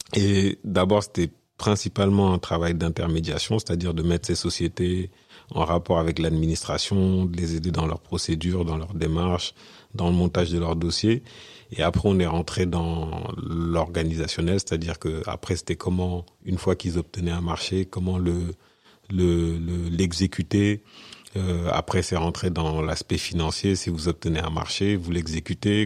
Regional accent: France; moved away as an adult; also born or lived in Senegal; je suis né, je suis né au Sénégal. Je suis venu en France à l'âge de 6 ans. Et euh, 30 ans après mon arrivée en France, je suis retourné au Sénégal

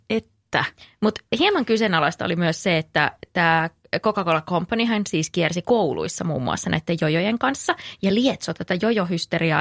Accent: North Karelia, Finland; mä oon kotoisin Pohjois-Karjalasta

